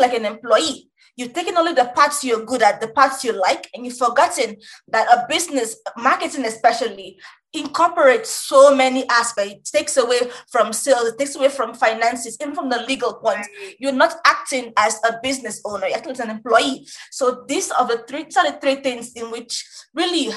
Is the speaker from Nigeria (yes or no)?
yes; Nigeria; I'm Nigerian